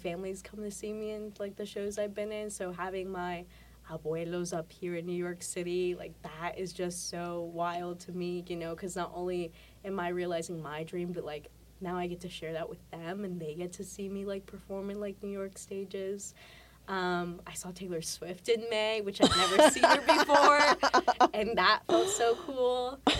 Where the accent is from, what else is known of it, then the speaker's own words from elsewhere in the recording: Mexico; also born or lived in El Paso, Texas; I was born in El Paso, Texas. I didn't live there for very long. My family moved us back to Mexico when I was pretty young, because that's where my grandparents were.